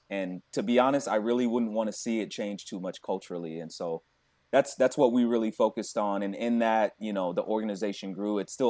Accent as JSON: {"language": "English", "town": "Tampa", "region": "Florida", "country": "United States", "said": "That's where I'm from. I'm from the Tampa Bay area."}